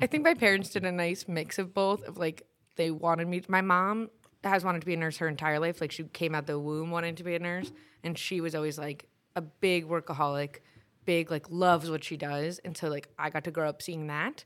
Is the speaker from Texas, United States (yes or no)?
no; New York City, New York, United States; moved away as an adult; also born or lived in Binghamton / Brooklyn; now in Syracuse, United States; I grew up in Queens